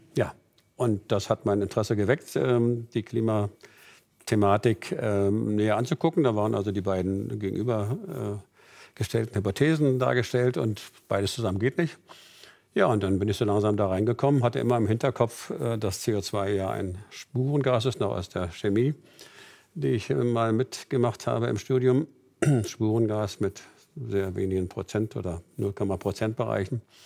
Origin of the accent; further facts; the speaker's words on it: Berlin, Germany; Meine Heimatstadt ist Berlin